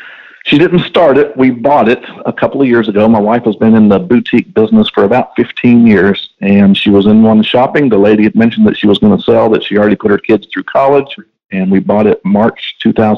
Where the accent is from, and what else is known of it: Houston, Texas, United States; born or raised there; also born or lived in Olean, New York